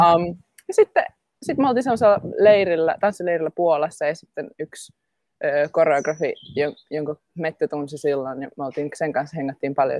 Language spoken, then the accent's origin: Finnish; Jyväskylä, Central Finland, Finland; also born or lived in Helsinki, Finland; now in London, United Kingdom; mä oon Jyväskylästä kotoisin, synnyin Jyväskylän keskussairaalassa.